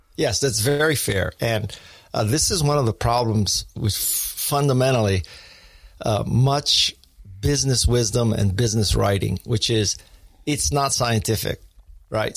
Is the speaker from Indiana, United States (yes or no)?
no; Honolulu, Hawaii, United States; I was born in Honolulu, Hawaii